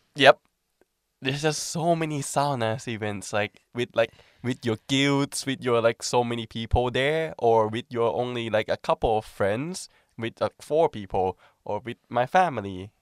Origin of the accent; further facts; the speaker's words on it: Thailand; moved away as an adult; now in Finland; I'm from Thailand